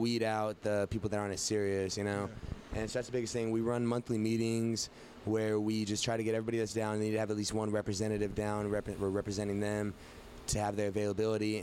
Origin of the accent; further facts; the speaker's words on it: Fresno, California, United States; we come from Fresno